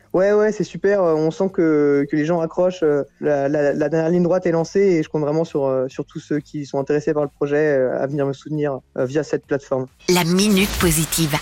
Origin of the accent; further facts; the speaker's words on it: Plabennec, Brittany, France; moi je suis breton, je suis bretonnant